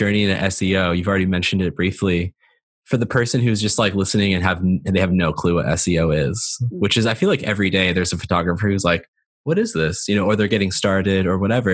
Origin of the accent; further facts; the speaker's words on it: Southern California, United States; I'm from Southern California originally